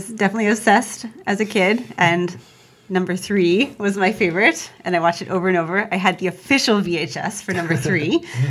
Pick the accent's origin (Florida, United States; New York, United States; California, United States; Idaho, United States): California, United States; Bay Area; I grew up in California